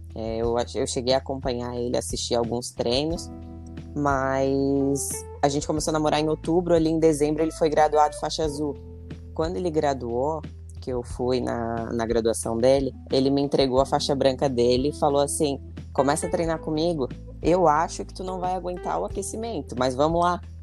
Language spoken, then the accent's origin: Portuguese; Florianópolis, Santa Catarina, Brazil; sou aqui da Grande Florianópolis